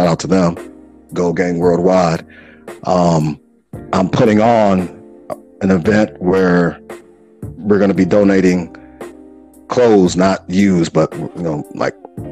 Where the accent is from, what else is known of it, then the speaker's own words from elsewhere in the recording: Chicago, Illinois, United States; as a Chicagoan from the Wild Wild